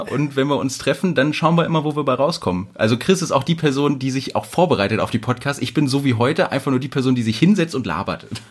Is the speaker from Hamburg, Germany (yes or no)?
no; Wedemark, Lower Saxony, Germany; moved away as an adult; now in Hanover, Germany; Ich komme ursprünglich aus dem Speckgürtel von Hannover